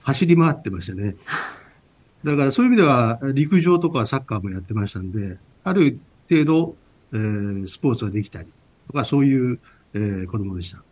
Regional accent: Naruto, Tokushima, Japan; 出身はですね、えー、四国の徳

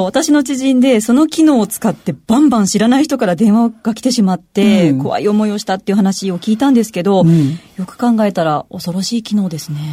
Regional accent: Kansai, Japan; 町田さんと同じ関西出身です

